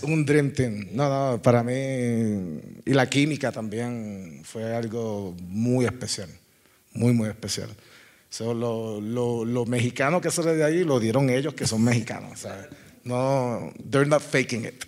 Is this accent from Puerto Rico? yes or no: yes; Caguas, Puerto Rico; born or raised there